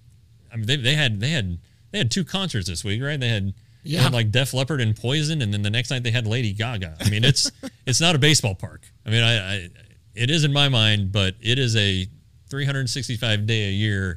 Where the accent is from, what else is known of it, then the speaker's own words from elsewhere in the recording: Denver, Colorado, United States; I'm from Denver